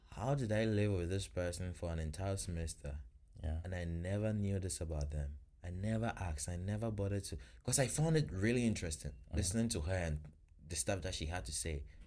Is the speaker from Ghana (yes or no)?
yes; Ghana; now in Florida, United States